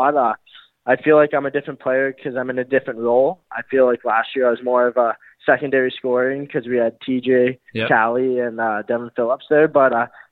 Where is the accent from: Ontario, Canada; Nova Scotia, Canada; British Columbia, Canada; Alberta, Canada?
Alberta, Canada; Calgary; I'm born and raised in Calgary.